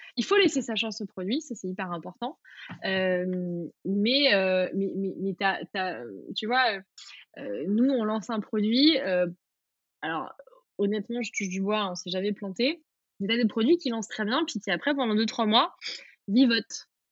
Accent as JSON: {"language": "French", "town": "Vichy", "region": "Auvergne-Rhône-Alpes", "country": "France", "tie": "born or raised there", "also_born_or_lived": "United States", "moved": "yes", "said": "j'ai grandi à Vichy"}